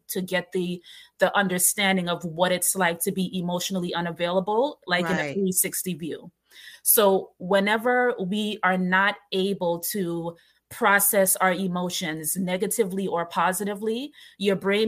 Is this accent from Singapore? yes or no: no; New York City, New York, United States; I grew up in New York, in Brooklyn